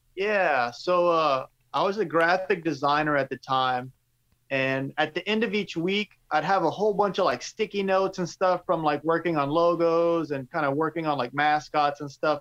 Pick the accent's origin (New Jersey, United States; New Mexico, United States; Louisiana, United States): Louisiana, United States; Cajun; accent: Cajun; my Cajun accent